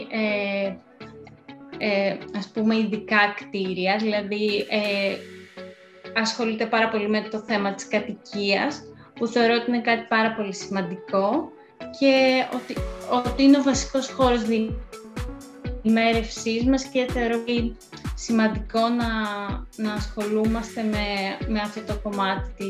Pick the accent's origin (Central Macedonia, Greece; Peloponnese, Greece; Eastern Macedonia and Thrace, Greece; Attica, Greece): Peloponnese, Greece; Kalamata; moved away as an adult; also born or lived in Athens; ε, κατάγομαι από την Καλαμάτα. Ε, σπούδασα αρχιτεκτονική στην Αθήνα